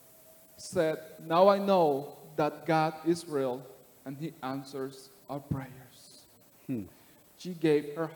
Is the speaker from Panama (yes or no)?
yes; Panama City, Panama; moved away; I'm from Panama City, Panama. I was born and raised in the slums, in the ghetto